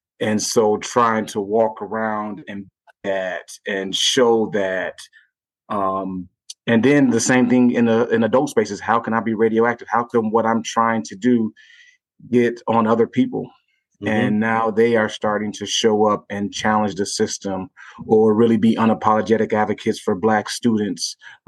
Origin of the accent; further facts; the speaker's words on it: Gary, Indiana, United States; it made me go back to when I was growing up in Gary, Indiana for those years.